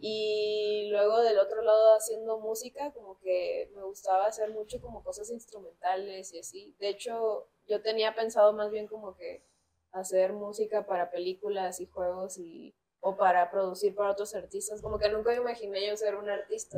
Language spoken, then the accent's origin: Spanish; Culiacán, Sinaloa, Mexico; Nací en Culiacán, Sinaloa, este, en el noroeste del país